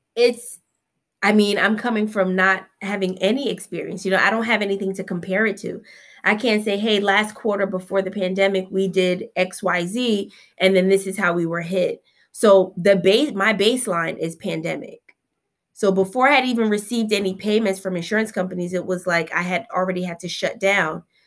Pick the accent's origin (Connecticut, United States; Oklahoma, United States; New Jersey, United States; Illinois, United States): New Jersey, United States; Newark; I'm a Newark native, born right here, um, at Newark Beth Israel. I'm a product of the South Ward. I grew up in Seth Boyton Housing Project until I was around fifteen years old